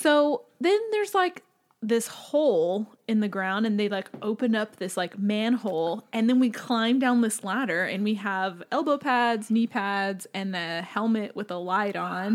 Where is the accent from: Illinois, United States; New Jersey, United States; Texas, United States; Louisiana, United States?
Texas, United States; Lockhart; I am from Lockhart